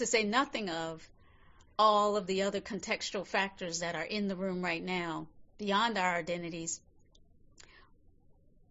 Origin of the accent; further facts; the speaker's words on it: North Carolina, United States; now in San Francisco, United States; I was born in North Carolina many, many years ago